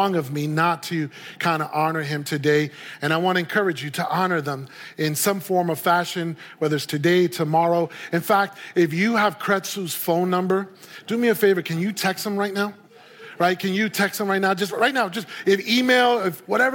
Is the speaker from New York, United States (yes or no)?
yes; New York City, New York, United States; moved away as an adult; also born or lived in Puerto Rico; now in Santa Clarita, United States; I was born and raised in New York City